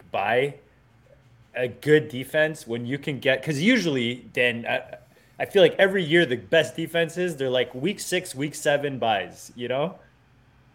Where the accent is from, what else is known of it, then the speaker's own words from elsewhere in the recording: Canada; I'm legally binded as a Canadian.